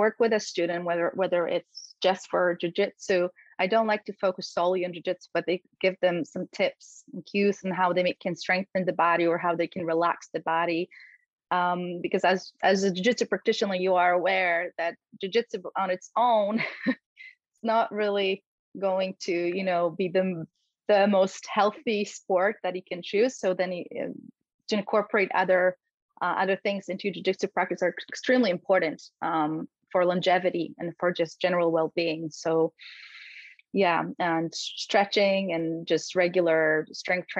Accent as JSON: {"language": "English", "country": "Poland", "tie": "born or raised there", "second_language": "English", "moved": "yes", "said": "I grew up in Poland, and this is where I actually started my martial arts journey"}